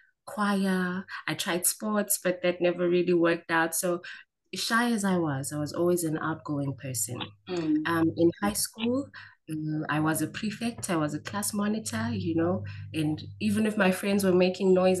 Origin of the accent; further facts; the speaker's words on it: Diepsloot, Gauteng, South Africa; also born or lived in Mayfair, Johannesburg; my parents moved to Diepsloot just as the township was starting out. And that's where I spent most of my formative years and most of my teen years